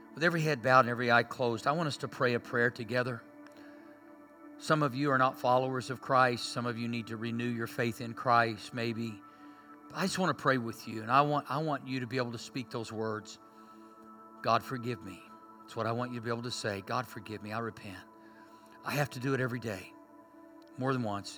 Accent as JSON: {"language": "English", "town": "Berry Hill", "country": "United States", "tie": "born or raised there", "said": "I grew up in Berry Hill. We had our own language"}